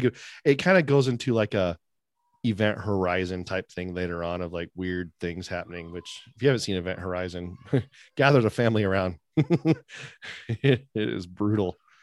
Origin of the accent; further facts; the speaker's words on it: California, United States; now in West Virginia, United States; I live in, um, App, the Appalachian Mountain Range, which some people say Appalachian, but I'm from California